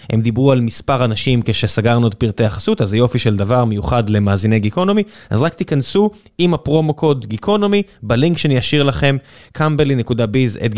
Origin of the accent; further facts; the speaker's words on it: Ramla, Central District, Israel; כן, נולדתי ברמלה